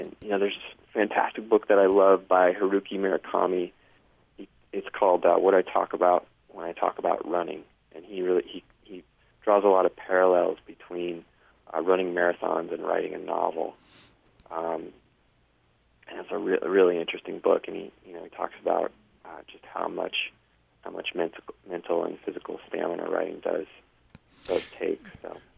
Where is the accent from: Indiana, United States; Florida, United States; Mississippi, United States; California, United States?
California, United States; San Diego; moved away; also born or lived in Denver, Colorado / New York City; I grew up in San Diego, which is really you know one of the best places in the country to surf